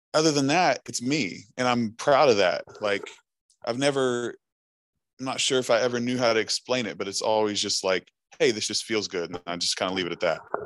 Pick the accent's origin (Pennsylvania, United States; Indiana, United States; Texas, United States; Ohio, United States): Ohio, United States; Chesapeake; also born or lived in Huntington, West Virginia; I'm actually from Chesapeake, Ohio